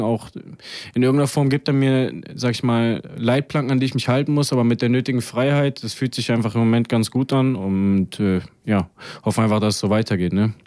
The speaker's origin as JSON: {"language": "German", "town": "Erfurt", "region": "Thuringia", "country": "Germany", "tie": "born or raised there", "also_born_or_lived": "Heidenheim", "moved": "yes", "lives_now": "Braunschweig, Germany", "said": "ich bin, wie gesagt, in Erfurt groß geworden, äh, direkt am Blumenplatz."}